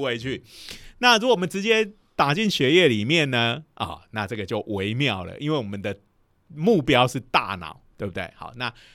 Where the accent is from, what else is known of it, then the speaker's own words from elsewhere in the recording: Taiwan; 以我们台湾人的习性来讲